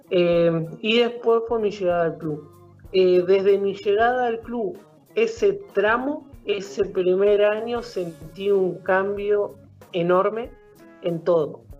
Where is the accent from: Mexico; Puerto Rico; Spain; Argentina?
Argentina; Paraná, Entre Ríos; Eh, sí, bueno, yo arranqué en el club, eh, mi viejo era jugador, en aquel momento en Sionista, eh, en Sionista de Paraná.